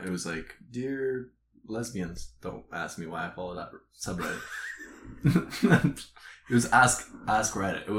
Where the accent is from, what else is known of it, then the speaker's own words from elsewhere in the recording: Canada; also born or lived in Eastern Europe; don't think of me as a Canadian. Think of me as an Eastern European, because as a Canadian, we have a reputation to uphold